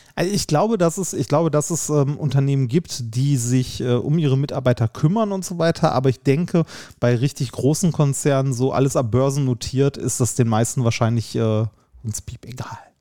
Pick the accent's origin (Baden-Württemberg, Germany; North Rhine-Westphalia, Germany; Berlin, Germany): North Rhine-Westphalia, Germany; Essen; ich komme ja aus Essen